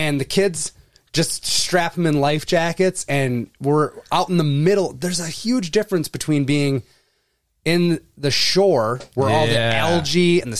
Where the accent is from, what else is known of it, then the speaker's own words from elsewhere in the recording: Wisconsin, United States; because I'm from Wisconsin